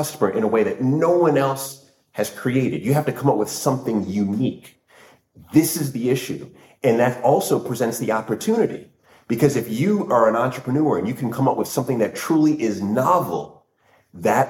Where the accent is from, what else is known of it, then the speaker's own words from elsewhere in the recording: Northern Virginia, United States; moved away as an adult; also born or lived in New York / Washington, D.C.; now in London, United Kingdom; I was born in New York, right? And at a young age, my family and I moved to Northern Virginia